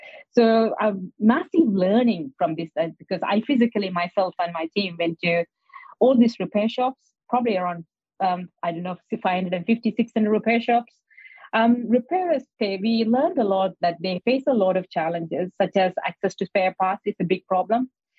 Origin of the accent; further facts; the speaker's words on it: India; So I came from India, so I'm normally all the corner shop, there'll be a repairer.